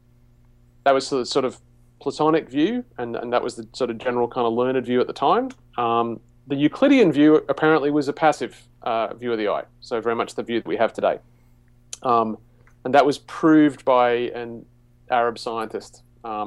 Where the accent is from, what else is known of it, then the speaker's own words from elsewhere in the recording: Australia; I grew up in the Anglican Church in Australia